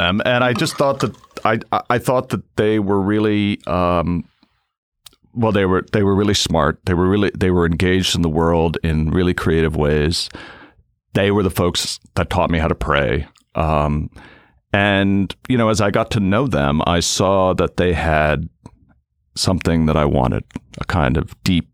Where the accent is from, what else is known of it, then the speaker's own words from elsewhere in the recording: Cape Cod, Massachusetts, United States; also born or lived in Boston; I grew up in Cape Cod in an Irish Catholic family